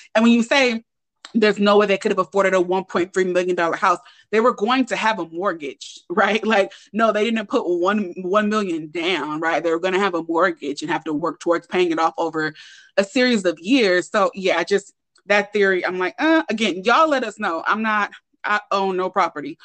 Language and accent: English; Oakland, California, United States; I'm from Oakland